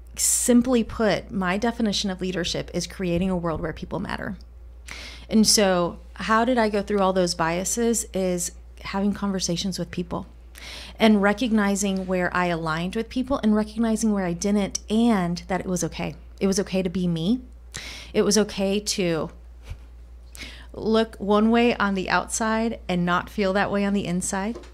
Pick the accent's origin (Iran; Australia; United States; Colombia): Colombia; first language Spanish; English is a second language; moved away; I grew up in Colombia, grew up speaking Spanish, not English.